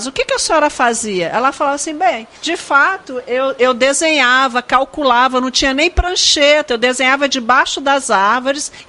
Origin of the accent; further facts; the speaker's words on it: Brasília, Federal District, Brazil; E eu, como brasiliense, eu já sou da primeira geração. Meus pais chegaram aqui no início de Brasília, minha mãe chegou em 60, foi dar aula em Taguatinga, aula de geografia, no meio da poeira. Então eu sou fruto da poeira